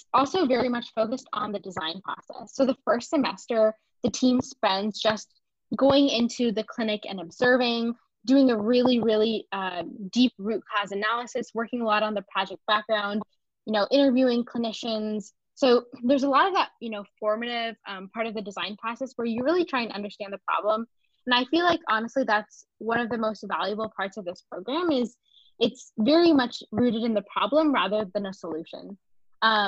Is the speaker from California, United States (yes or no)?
yes; San Francisco Bay Area, California, United States; moved away as an adult; now in Baltimore, United States; I grew up in the San Francisco Bay Area